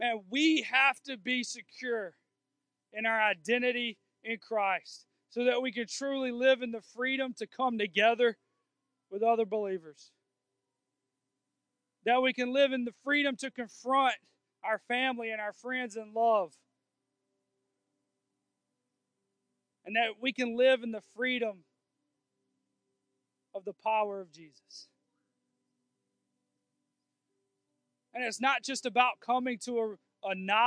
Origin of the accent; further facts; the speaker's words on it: United States; I'm a white guy and I'm American